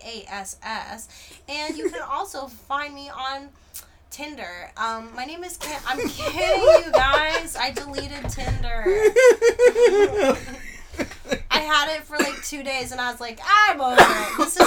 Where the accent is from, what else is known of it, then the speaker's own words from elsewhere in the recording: New York, United States; also born or lived in New Jersey; I'm actually from New York, okay? Yeah, I was fooling you guys this whole time with my voice. That's not a good accent. It's the best. I was born in New Jersey, actually.